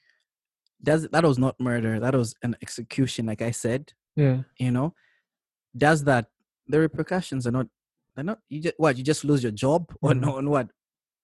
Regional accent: Zambia; I come from Zambia

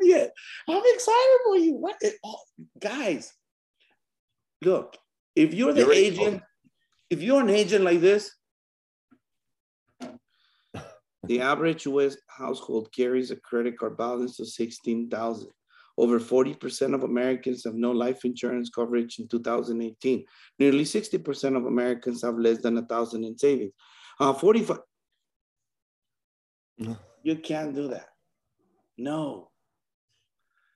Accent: Mexico; moved away as an adult; now in United States; I'm from Mexico. I came here when I was about 18

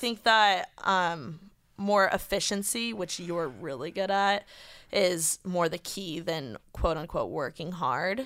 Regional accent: Indiana, United States; now in Los Angeles, United States; I'm from Indiana

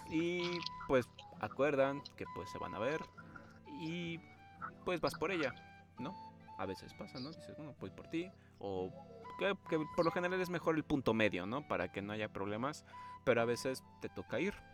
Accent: Mexico City, Mexico; Yo soy de la ciudad. Y nosotros aquí en la ciudad estamos acostumbrados a que pues el transporte no tarda tanto para poder ir de un lugar a otro

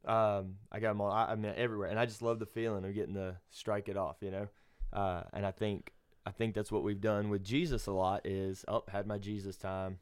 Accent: Alabama, United States; I'm from Alabama, Bible Belt

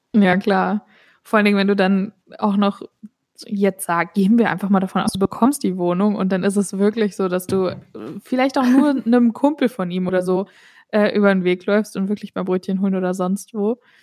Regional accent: Germany; moved away; ich komme selber aus Deutschland und bin Deutsche

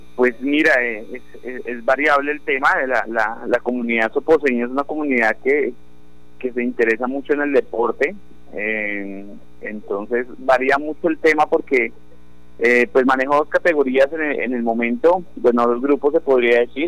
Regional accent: Colombia; nosotros como comunidad colombiana

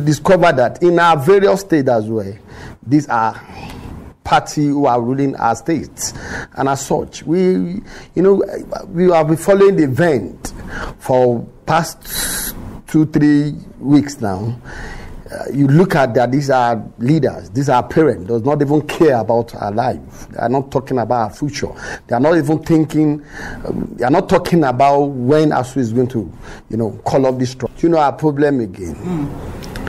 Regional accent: Nigeria; we are growing up as a Nigerian

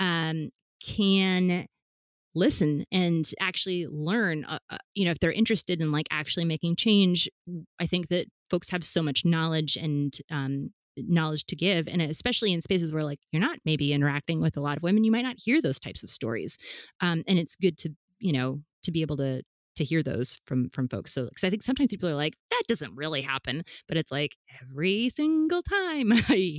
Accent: Fargo, North Dakota, United States; now in Rhode Island, United States; I'm from Fargo, Midwest? Fargo, North Dakota.

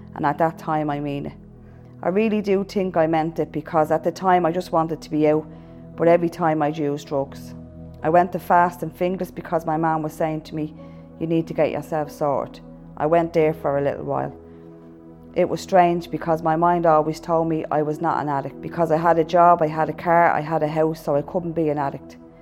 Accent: Dublin, Leinster, Ireland; also born or lived in abroad (three years); I grew up in Ballymun

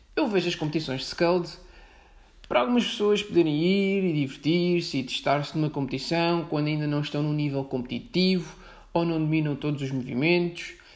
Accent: outskirts of Setúbal, Portugal; moved away as an adult; also born or lived in Lisbon; não sou de Lisboa, sou de fora, sou de Setúbal, mas também não sou de Setúbal, sou algo gosto de Setúbal. Ou seja, sou periferia da periferia da periferia. Pronto. Mas andei na escola em Setúbal.

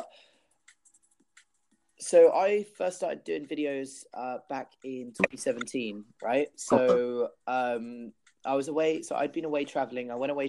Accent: Peru; also born or lived in Australia; so my background is I'm half Peruvian, half English. I grew up in Peru 4 years. And I went in the new year, I decided to go back to Peru.

